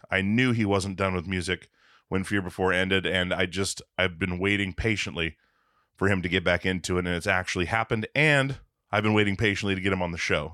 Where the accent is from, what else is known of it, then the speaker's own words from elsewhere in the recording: Alaska, United States; now in Portland, United States; I'm I'm from Alaska